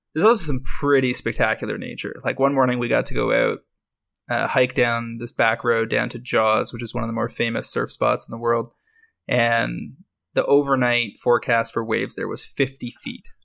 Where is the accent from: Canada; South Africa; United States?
Canada; I'm a Canadian